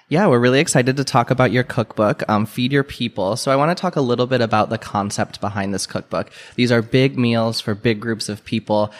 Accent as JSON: {"language": "English", "region": "Midwest", "country": "United States", "tie": "born or raised there", "said": "I grew up in the Midwest"}